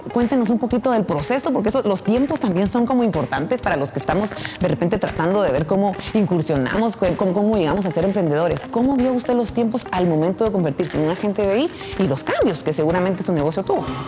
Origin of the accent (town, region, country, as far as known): Guatemala